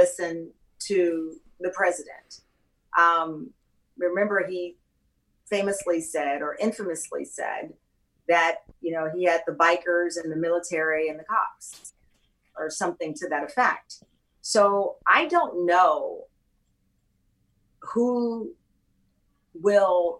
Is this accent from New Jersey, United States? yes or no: no; Texas, United States; moved away; I grew up in Texas